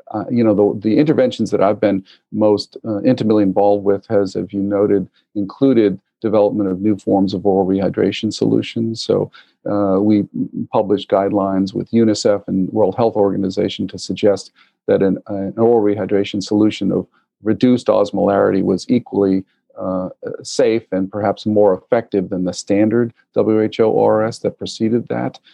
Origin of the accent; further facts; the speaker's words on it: Massachusetts, United States; also born or lived in New England; I am your uh, traditional Massachusetts born and bred, uh, Irish American